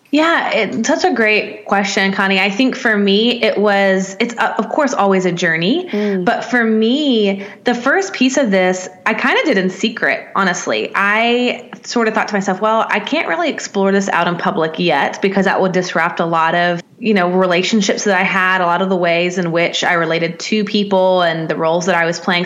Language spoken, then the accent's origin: English; Nashville, Tennessee, United States; I'm from Nashville, Tennessee, in the states, in the in the deep mm. South